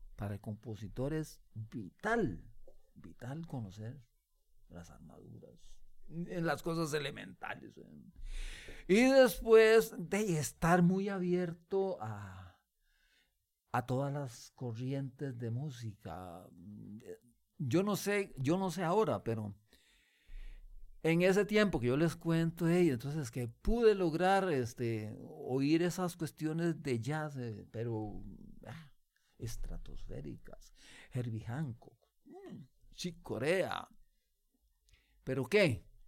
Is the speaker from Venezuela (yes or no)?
no; Costa Rica; como músico costarricense